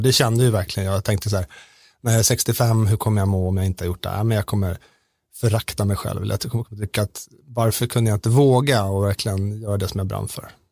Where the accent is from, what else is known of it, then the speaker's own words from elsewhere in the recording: Sweden; som svensk